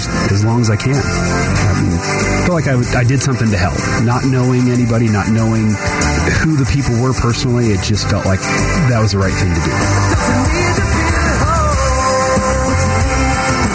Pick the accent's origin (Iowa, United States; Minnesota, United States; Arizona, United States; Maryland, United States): Arizona, United States; Phoenix; also born or lived in Colorado; my hometown of Phoenix area